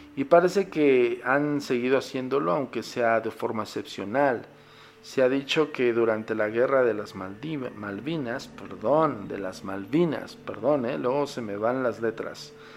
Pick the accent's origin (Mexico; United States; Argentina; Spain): Mexico; En mi país, ¿eh? en México